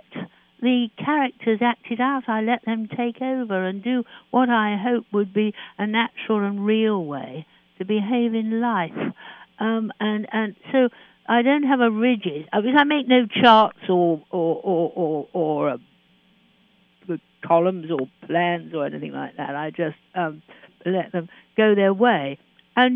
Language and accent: English; London, United Kingdom; I am a Londoner, and I love London.